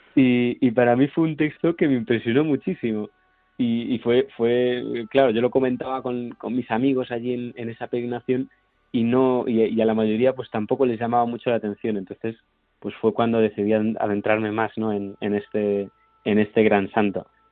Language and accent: Spanish; Santiago de Compostela, Galicia, Spain; volver a donde he crecido, ¿no? Donde, pues, donde mi párroco me ha acompañado